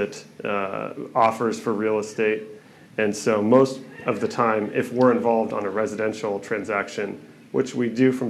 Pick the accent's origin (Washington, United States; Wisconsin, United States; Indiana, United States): Washington, United States; Kirkland; I grew up over in Kirkland, and my father had a construction company.